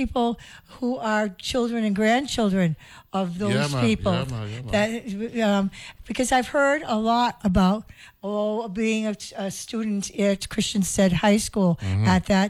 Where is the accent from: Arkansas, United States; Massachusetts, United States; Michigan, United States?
Massachusetts, United States; Boston; moved away as an adult; now in St. Croix, U.S. Virgin Islands; I am from Boston.